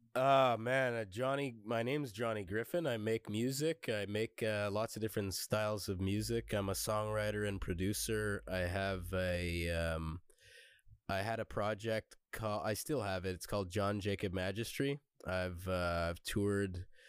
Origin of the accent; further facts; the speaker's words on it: Montreal, Quebec, Canada; I'm from Montreal. Montreal, Quebec, Canada.